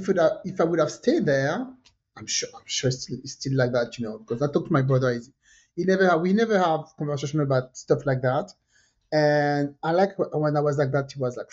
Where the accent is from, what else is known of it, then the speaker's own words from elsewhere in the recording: French Caribbean, France; I was born in France, but I'm from the French Caribbean.